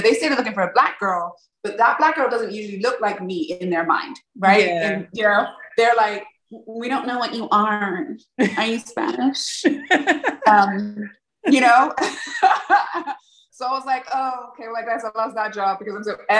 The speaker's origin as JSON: {"language": "English", "region": "England", "country": "United Kingdom", "tie": "born or raised there", "moved": "yes", "said": "I grew up in England"}